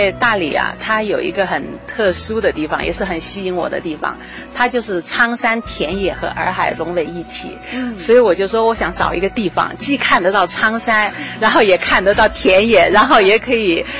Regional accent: Kunming, Yunnan, China; now in Dali, China; 我们是从昆明下来的。

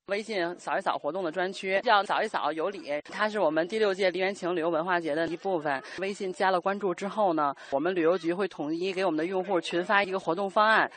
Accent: Xingshan, Hubei, China; 王昭君就是我们新山人了

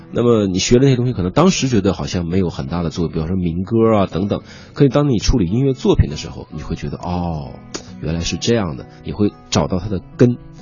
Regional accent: China; moved away; also born or lived in United Kingdom; 其实我们中国人在脑子里都可以心算出来

